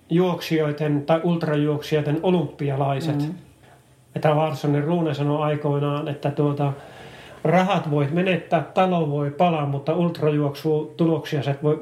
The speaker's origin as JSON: {"language": "Finnish", "country": "Finland", "said": "mä oon Suomesta tullut"}